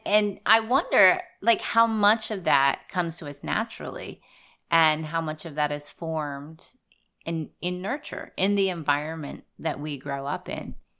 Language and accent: English; Southwest Pennsylvania, United States; moved away; I grew up in Southwest Pennsylvania